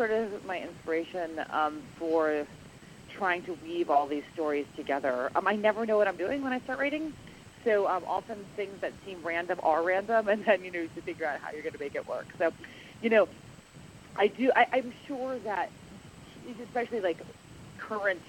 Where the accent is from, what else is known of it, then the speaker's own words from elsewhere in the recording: New York, United States; growing up in New York